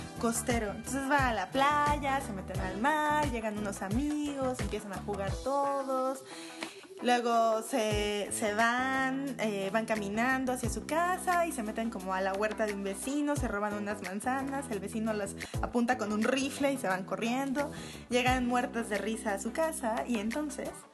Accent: Mexico

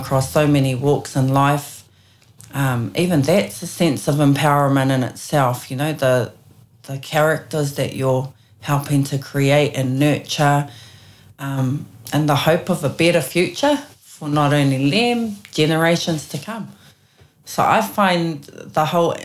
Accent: Auckland, New Zealand; also born or lived in Hauraki / Waikato; we grew up in West Auckland, so we had the West Coast to relate to growing up

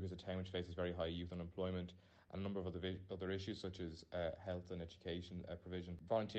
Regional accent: Cork, Munster, Ireland; I'm from Cork

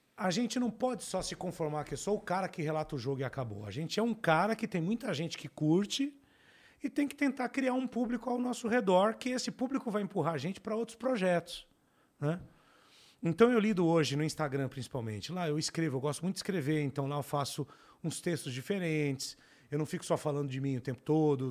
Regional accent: São Paulo, Brazil; eu cresci no Capão Redondo

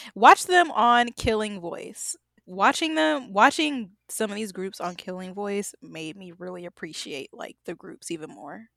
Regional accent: United States; I'm obviously American

